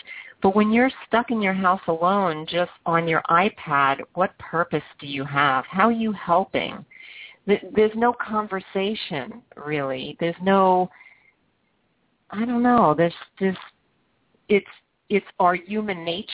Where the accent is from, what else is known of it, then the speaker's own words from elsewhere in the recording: New York City, New York, United States; moved away; I grew up in Brooklyn, everyone just took their chairs outside and sat on the sidewalk